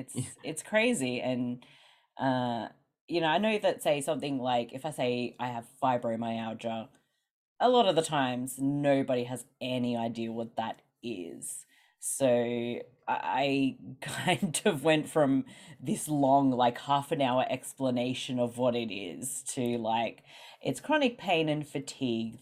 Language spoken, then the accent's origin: English; Australia; accent: Australian; I'm from Australia, which maybe people can hear from my accent